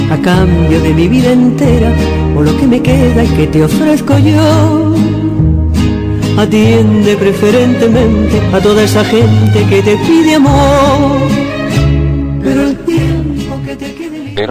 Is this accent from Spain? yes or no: yes; Spain; pues es que yo soy española y entonces los boleros en España no se oyen mucho.